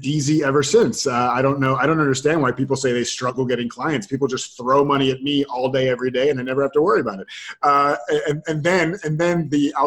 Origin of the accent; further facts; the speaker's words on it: Florida, United States; I grew up, I was born and raised in Florida.